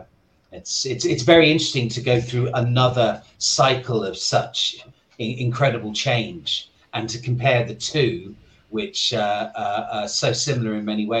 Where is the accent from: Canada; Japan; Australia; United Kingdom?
United Kingdom; moved away as an adult; also born or lived in New York; now in Hong Kong; I'm originally from the UK. I moved to Hong Kong 26 years ago.